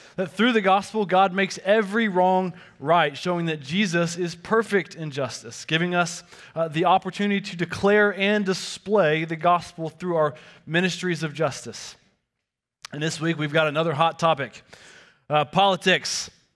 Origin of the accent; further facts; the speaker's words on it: the South, United States; growing up in the South